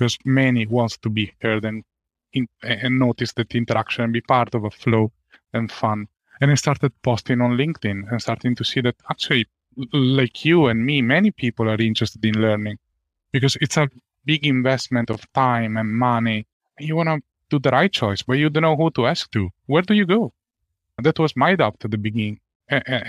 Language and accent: English; Italy; moved away as an adult; now in Ireland; And I come from Italy